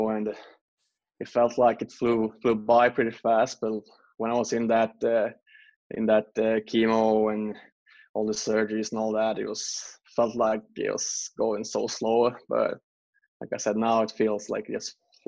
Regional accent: Gävle, Gävleborg County, Sweden; now in Philadelphia, United States; I'm back home in my hometown. It's called Gävle, a small city.

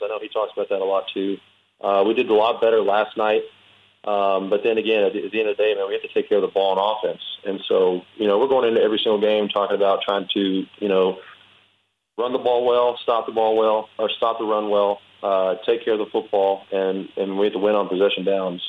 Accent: Winnie, Texas, United States; moved away as an adult; now in Pittsburgh, United States; in Winnie in my hometown

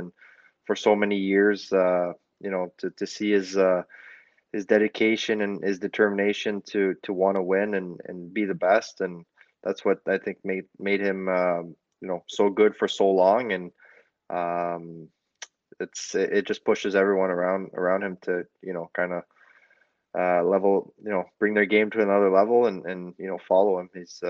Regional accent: Quebec, Canada; also born or lived in New Brunswick; It's different than you know, where I'm from Quebec and New Brunswick, I guess.

